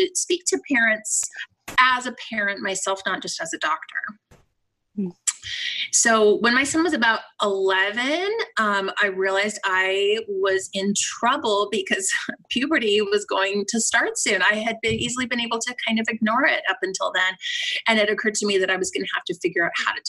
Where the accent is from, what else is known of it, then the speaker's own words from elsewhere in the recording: Salt Lake City, Utah, United States; moved away as an adult; now in Seattle, United States; I'm originally from Salt Lake City, Utah